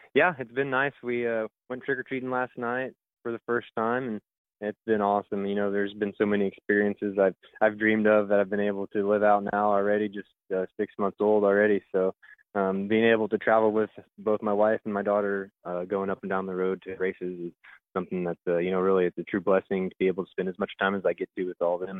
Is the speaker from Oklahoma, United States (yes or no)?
yes; Creek County, Oklahoma, United States; in my hometown